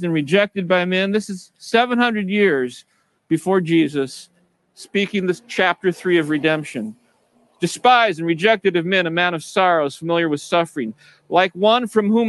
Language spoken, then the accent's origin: English; United States; I grew up in America as a Christian